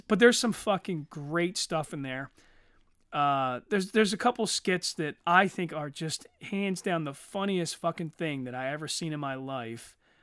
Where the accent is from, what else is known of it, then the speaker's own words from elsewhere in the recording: Eddystone, Pennsylvania, United States; I grew up in Eddystone